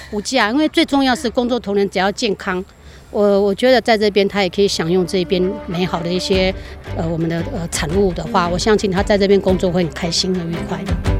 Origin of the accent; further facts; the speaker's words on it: Taiwan; 我们台湾人